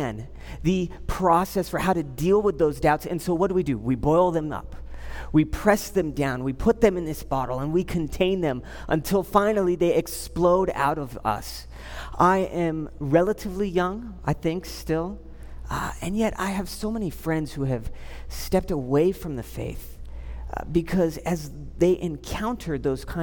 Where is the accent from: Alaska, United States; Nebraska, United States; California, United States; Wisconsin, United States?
California, United States; Southern; I grew up in Southern California.